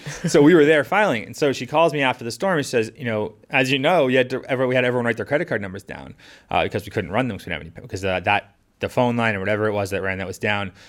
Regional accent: Scituate, Massachusetts, United States; I grew up in Situate, right by the water, um, experiencing those storms growing up.

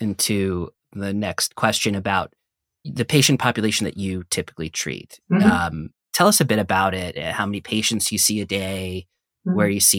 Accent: New York City, New York, United States; I grew up in New York City, so it's very, you know, there's like a doctor in every corner kind of thing.

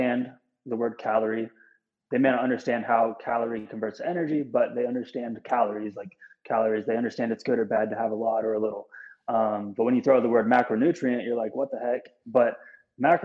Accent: Bremerton, Washington, United States; I'm from Bremerton, Washington

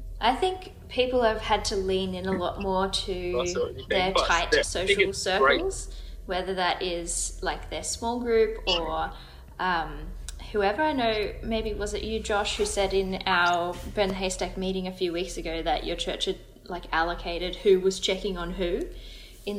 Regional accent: Australia

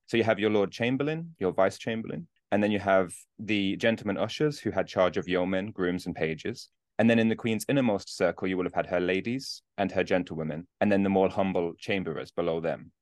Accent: Birmingham, West Midlands, United Kingdom; now in Newcastle, United Kingdom; I'm originally from Birmingham in the U K, but I live in Newcastle now

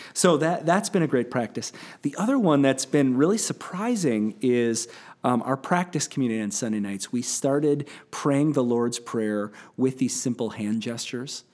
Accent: United States; growing up in American Christianity

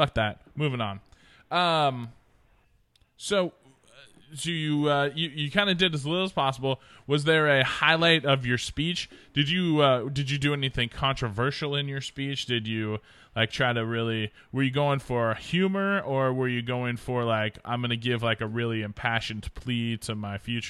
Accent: Oregon, United States; moved away; I'm from Oregon

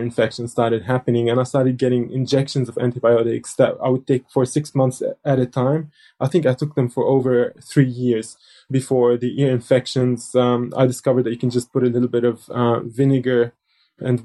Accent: South Lebanon, Lebanon; I was born in Lebanon in 1980, which is really the peak of the civil war. And at that time, I lived in a southern village

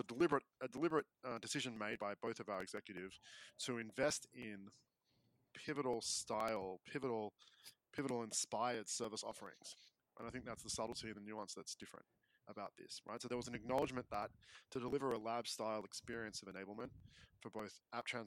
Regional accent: Melbourne, Victoria, Australia; I'm from the mean streets of Melbourne, Australia

